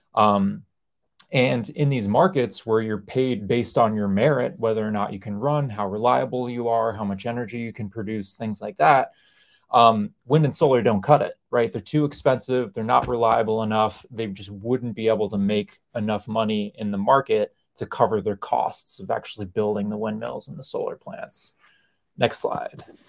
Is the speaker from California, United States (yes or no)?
no; New York, United States; I grew up in New York